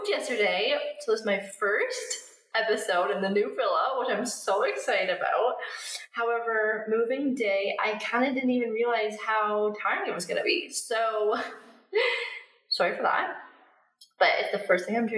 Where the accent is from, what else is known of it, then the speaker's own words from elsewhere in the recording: Canada; moved away as an adult; also born or lived in Australia; now in Bali, Indonesia; I'm from Canada